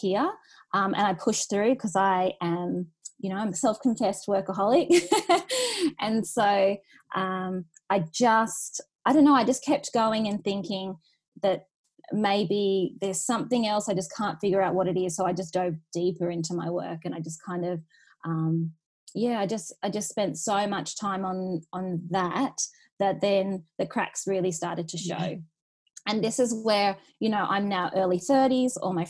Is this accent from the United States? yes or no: no; Newcastle, New South Wales, Australia; moved away as an adult; also born or lived in Sydney; I'm originally from Newcastle. I moved to Sydney for 10 years when I got my first job.